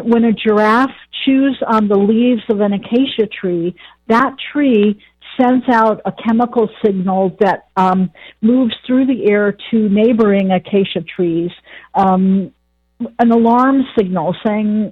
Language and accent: English; Ann Arbor, Michigan, United States; moved away as an adult; now in Virginia, United States; I grew up in Ann Arbor and went to the University of Michigan.